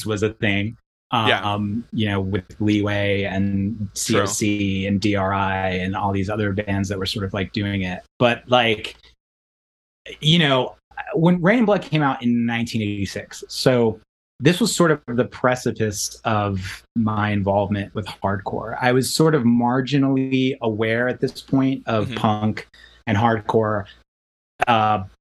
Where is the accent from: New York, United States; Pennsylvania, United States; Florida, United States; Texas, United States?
New York, United States; New York City; We grew up in New York City.